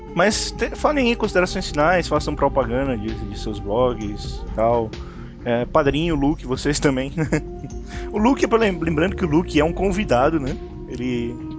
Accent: Ceará, Brazil; eu sou do Ceará

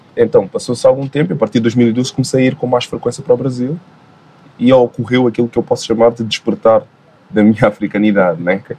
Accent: Guinea-Bissau; a minha ancestralidade, enquanto balanta, enquanto guineense, enfim, nascido lá

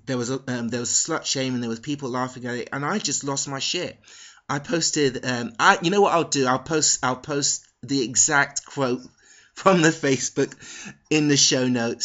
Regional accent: London, United Kingdom; born there; Basically, I was born in London, but I spent a lot of period of my life in a working class town.

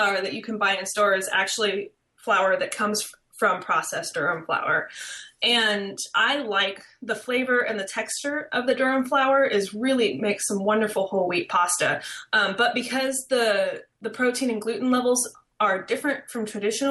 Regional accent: Midwest, United States; growing up in the Midwest, we'd always travel, do vacations, and we'd pass fields of sorghum

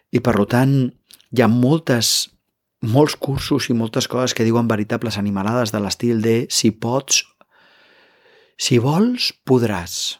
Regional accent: Catalonia, Spain; som catalans

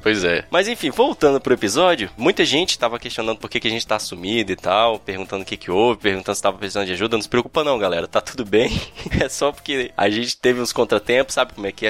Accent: Brasília, Federal District, Brazil; a gente é de Brasília

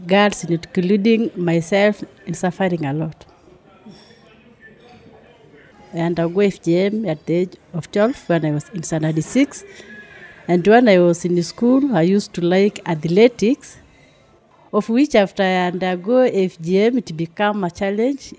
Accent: Maasai land, Maasailand, Kenya; I grew up in Maasai land where people don't go to clinic

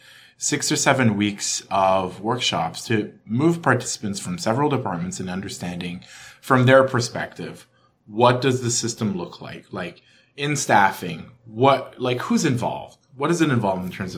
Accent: Ottawa, Ontario, Canada; I'm from Ottawa

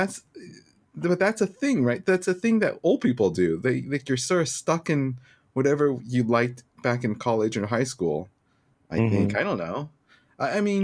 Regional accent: Taiwan; moved away; since we're from Taiwan originally, we use Line

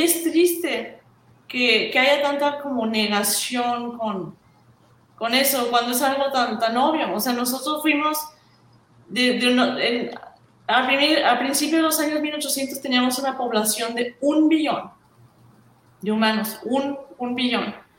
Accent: Mexico; yo soy de México

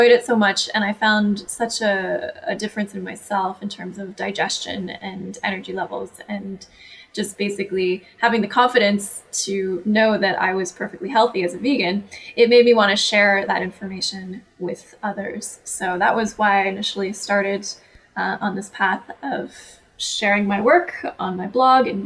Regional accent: Canada; I'm Canadian

